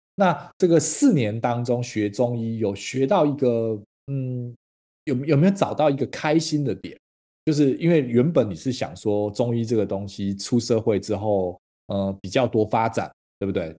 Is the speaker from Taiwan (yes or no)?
yes; Taiwan; 台湾在早期我那个年代的时候，其实有经历过一番你在小学的时候讲那个台语，是会嗯。被罚钱，会被，不是罚钱，会被罚站，会被处罚的